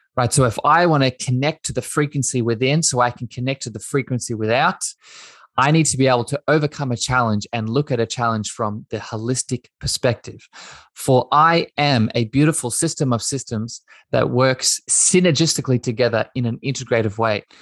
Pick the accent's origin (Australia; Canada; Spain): Australia; east coast of Australia; I grew up in Australia. I grew up on the east coast of Australia.